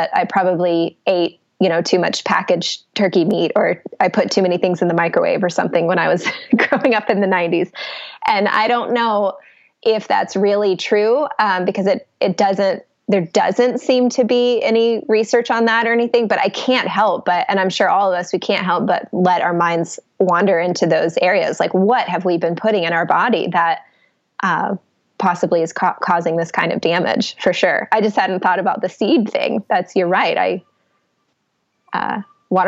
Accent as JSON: {"language": "English", "town": "Atlanta", "region": "Georgia", "country": "United States", "also_born_or_lived": "New York City", "said": "I am from Atlanta, and that's where I am now"}